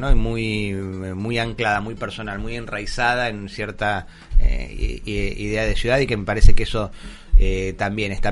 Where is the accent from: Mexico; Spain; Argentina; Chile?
Argentina; lo que somos los argentinos